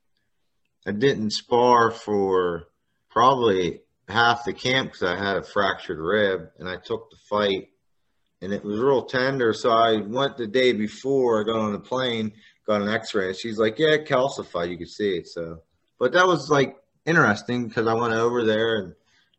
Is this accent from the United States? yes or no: yes; Butler, United States; here in my hometown